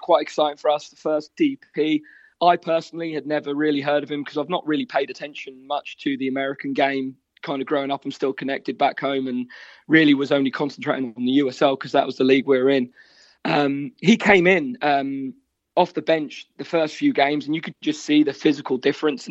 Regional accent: Great Yarmouth, East of England, United Kingdom; accent: Norfolk; moved away as an adult; now in Cincinnati, United States; Originally, I'm from Norfolk, from Great Yarmouth.

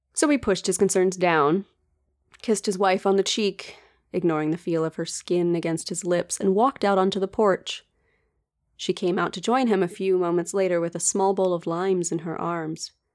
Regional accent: United States; accent: American; my painfully American accent

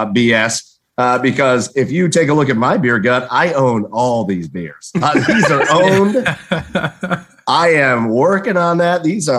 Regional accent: Cleveland, Ohio, United States; I'm from Cleveland.

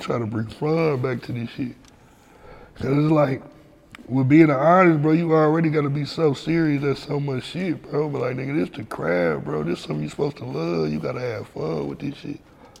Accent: Flint, Michigan, United States; This nigga came to my hometown, bro. He came to my hood store, man.

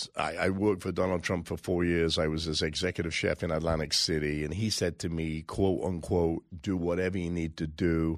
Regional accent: England, United Kingdom; now in United States; I come from England. I became a citizen 12, 14 years ago.

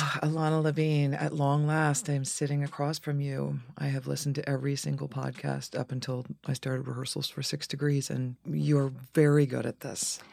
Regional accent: Dayton, Ohio, United States; also born or lived in Boston, Massachusetts / Cincinnati, Ohio; they moved us to Cincinnati, Ohio, and then from Cincinnati to Dayton, Ohio, where I spent my formative years

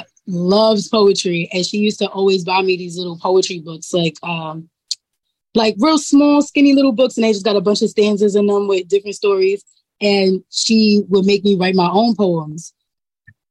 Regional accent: New York City, New York, United States; I'm growing up in Harlem. I go to school. I go to public

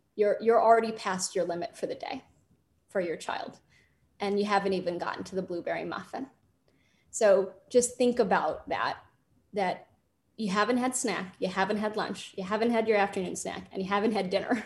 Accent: Los Angeles, California, United States; born and raised in Los Angeles

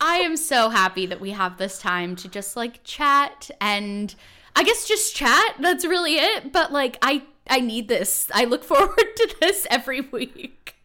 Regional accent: California, United States; I'm from California

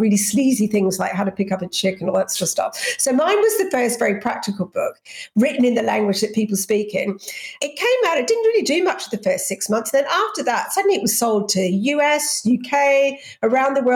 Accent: Australia; moved away; also born or lived in England; I'm English, but I grew up in Australia.

